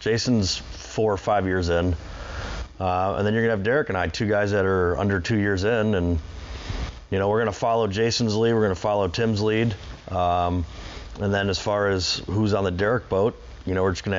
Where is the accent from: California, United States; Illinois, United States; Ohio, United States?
Ohio, United States; Bay Village; I was born and raised in Bay Village, Ohio, so always been in Cleveland.